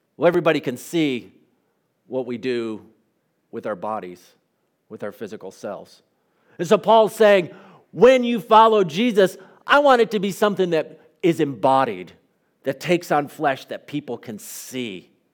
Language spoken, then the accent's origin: English; United States; an American pastor